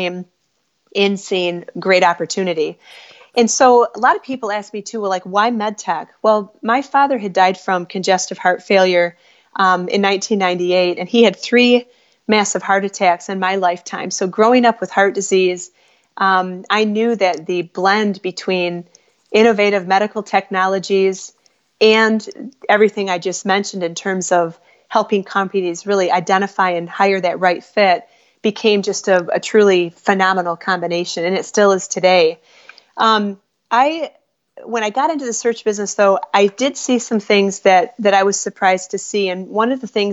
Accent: Midwest, United States; also born or lived in Chicago; We're from the Midwest

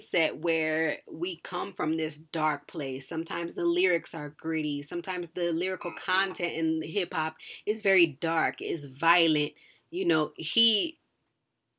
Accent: New Jersey, United States; moved away; growing up in New Jersey for a little bit, like, being around, like, Newark

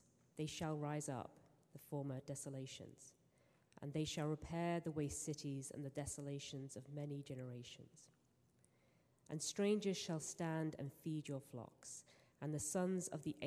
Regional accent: England, United Kingdom; moved away; I am English

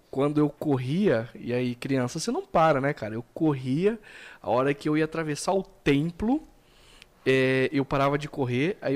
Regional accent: Americana, São Paulo, Brazil; eu cresci numa igreja presbiteriana aqui em Americana

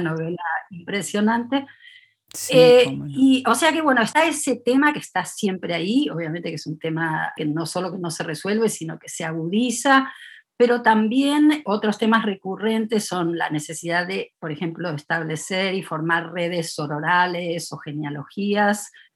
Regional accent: Buenos Aires, Argentina; now in Davis, United States; he pasado mucho más tiempo en Estados Unidos que en Argentina, en Buenos Aires, la ciudad donde nací

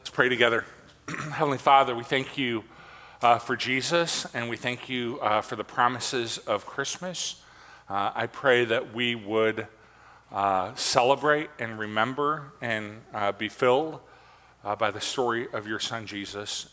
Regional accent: Michigan, United States; I am from Michigan.

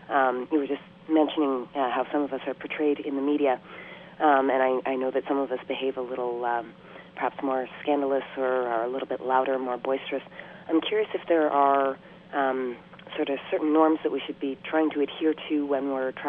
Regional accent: Canada; I often travel on my own and as a Canadian abroad.

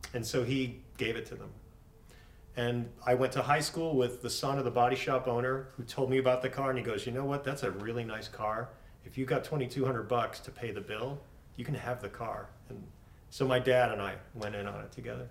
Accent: Buffalo, New York, United States; I grew up in Buffalo

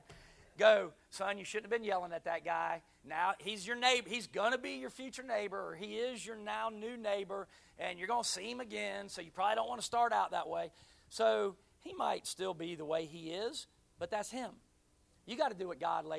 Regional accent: Pensacola, Florida, United States; moved away as an adult; now in Jacksonville, United States; I was born here in Jacksonville, NAS, but at three, my dad moved to his last duty station, which was Pensacola, so that's where I grew up. I call that my hometown still

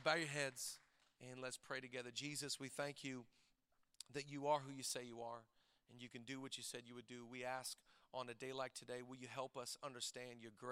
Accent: Shelton, Washington, United States; growing up in Shelton, Washington

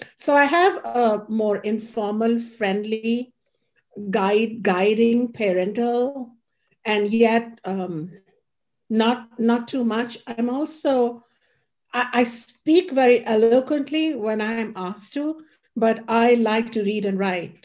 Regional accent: India; moved away; growing up in India

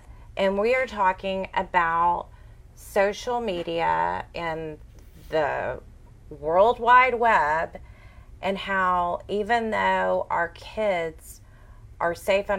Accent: Houston, Texas, United States; growing up in Houston

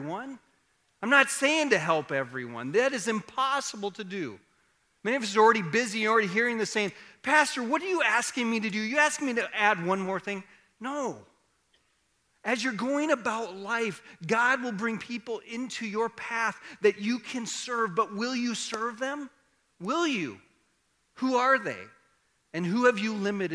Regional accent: Iowa, United States; I grew up in Iowa

